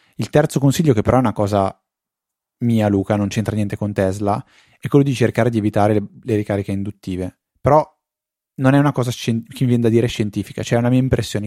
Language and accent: Italian; Italy